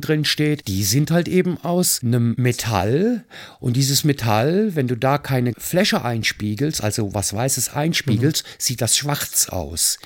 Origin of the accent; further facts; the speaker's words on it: Mayen, Rhineland-Palatinate, Germany; in meinem Heimatort Mayen, wo mein Papa bevor es ein Fotostudio war, als Heizer auf einer Dampflok gearbeitet mhm. hat. Ich kannte also als Kind dieses Studio schon